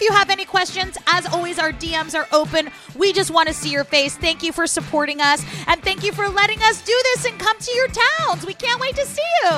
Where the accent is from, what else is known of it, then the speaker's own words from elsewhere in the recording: San Francisco, California, United States; moved away; I am from San Francisco, so I'm coming home